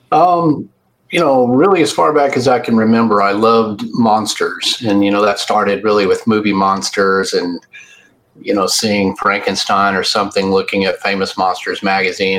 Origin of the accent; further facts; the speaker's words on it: Fort Worth, Texas, United States; I was born in Fort Worth, Texas, and I've lived in the Dallas Fort Worth, Texas area all my life